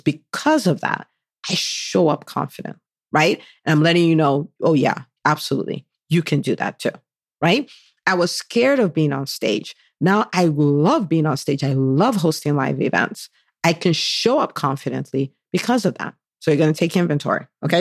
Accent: Nigeria; moved away as an adult; now in United States; I was born in the U S. I did half I grew up, I spent twenty years in Nigeria, so from the age of five, that's when we moved back to Nigeria, and I was there for twenty years

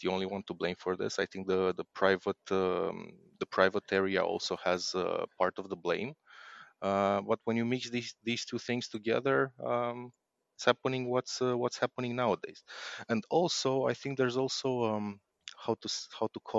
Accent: Romania; I'm from Romania

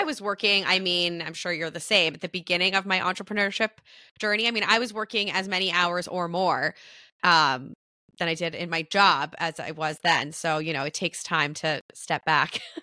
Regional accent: Canada; as a Canadian

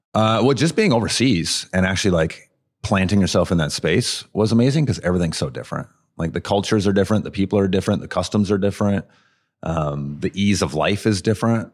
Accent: Madison, Wisconsin, United States; I am born and raised in Madison

